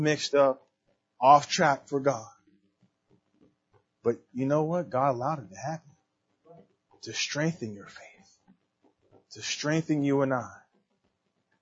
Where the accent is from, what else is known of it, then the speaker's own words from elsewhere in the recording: San Diego, California, United States; I'm from San Diego